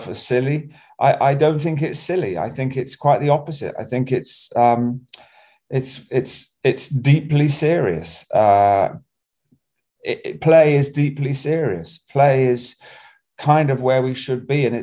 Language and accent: English; Bognor Regis, South East England, United Kingdom; I was growing up in Bognor Regis, in my adolescence, I just sailed all the time